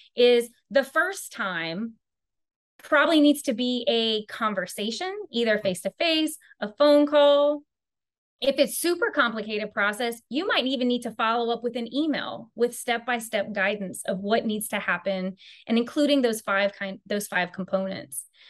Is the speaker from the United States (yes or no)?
yes; Louisiana, United States; I am from Louisiana, so I am truly a good Cajun Southern girl